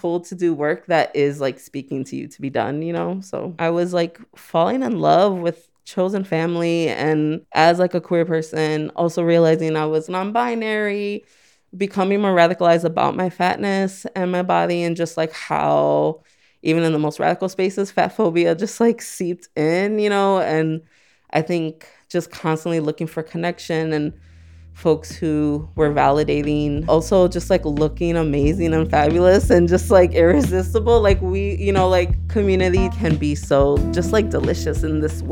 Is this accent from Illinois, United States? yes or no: yes; Chicago, Illinois, United States; I'm from Gage Park. A lot of people don't know about it. I mean, it holds definitely a special place in my heart. I just never really left my neighborhood for a really long time until like high school